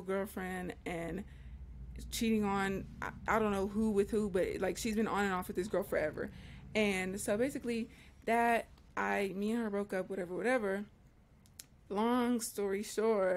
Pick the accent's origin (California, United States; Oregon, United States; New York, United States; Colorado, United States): California, United States; we're all from California. We all live in California